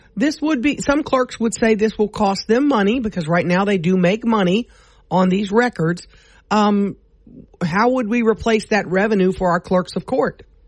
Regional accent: Louisiana, United States; we're from Massachusetts, and we're from Louisiana

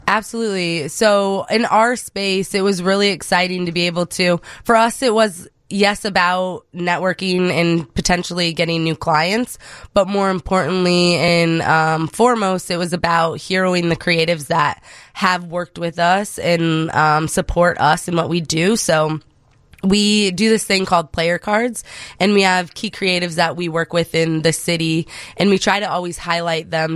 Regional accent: Cedar Rapids, Iowa, United States; moved away as an adult; now in Chicago, United States; I'm originally from Iowa

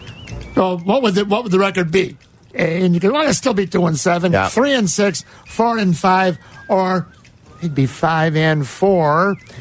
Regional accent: La Grange, Illinois, United States; the Cubs fan from good old Lyons Township High School, LaGrange.

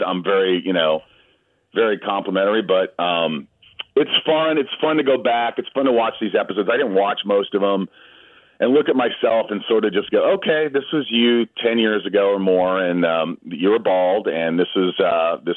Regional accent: Newburgh, Indiana, United States; now in Los Angeles, United States; I grew up in Indiana

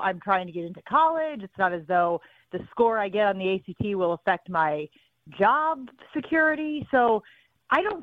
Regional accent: Northern Illinois, United States; we're from Northern Illinois

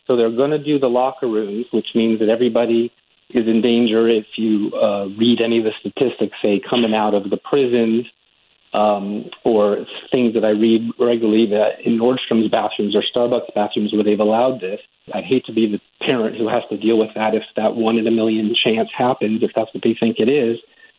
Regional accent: California, United States; But over the 22 years that I've been here, I came from California, similar situation at the time when I was starting my career, just a young guy out of college.

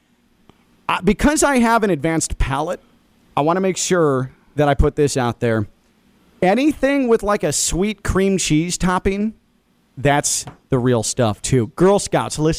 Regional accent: Midwest, United States; me growing up in the Midwest

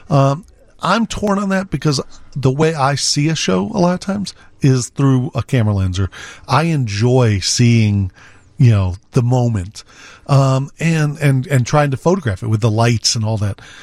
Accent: Naperville, Illinois, United States; now in Chicago, United States; I grew up in Naperville.

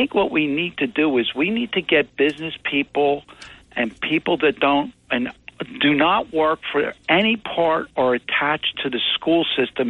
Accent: United States; now in Northfield, United States; I'm from the Amish country

